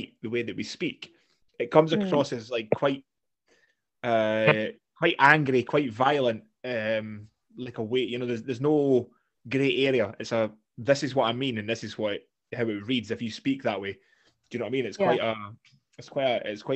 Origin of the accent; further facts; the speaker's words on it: Kinross, Scotland, United Kingdom; now in Fife, United Kingdom; we both live in Fife. But I'm originally from Kinross, which is slightly posher